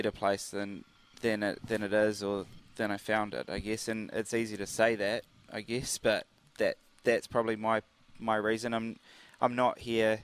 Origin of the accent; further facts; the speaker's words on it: Cambridge, Waikato, New Zealand; also born or lived in United Kingdom; I'm from Cambridge